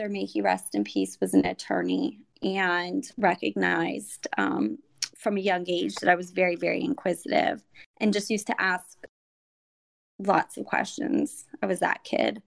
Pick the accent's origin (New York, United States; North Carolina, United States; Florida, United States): Florida, United States; Miami; moved away as an adult; now in Orlando, United States; I was born and raised in Miami, Florida. About 2 years ago, my husband and I moved up to the Orlando area